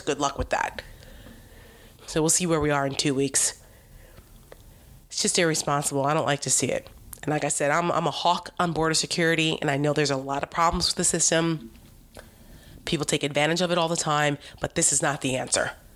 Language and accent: English; New Jersey, United States; I'm from New Jersey, so I grew up in the Donald Trump era